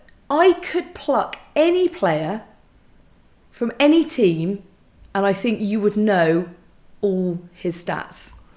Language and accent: English; England, United Kingdom; being an English person.